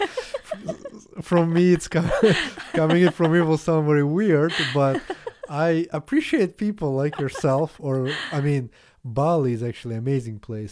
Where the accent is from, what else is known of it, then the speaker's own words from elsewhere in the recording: Latvia; English is a second language; moved away; also born or lived in Canada; I'm not from Russia, so, but Latvia was part of U S S R